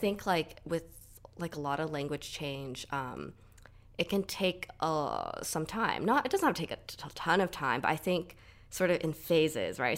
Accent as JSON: {"language": "English", "region": "Southern California", "country": "United States", "tie": "born or raised there", "said": "I grew up in Southern California, like, pretty much all my life"}